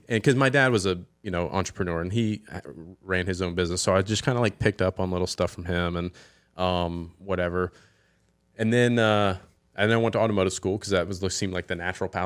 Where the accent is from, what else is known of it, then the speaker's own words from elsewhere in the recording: Hilton Head Island, South Carolina, United States; growing up here